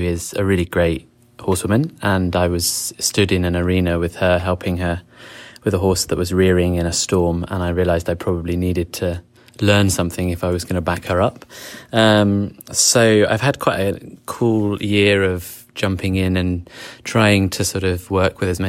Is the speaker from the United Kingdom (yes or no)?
yes; England, United Kingdom; I'm also from England.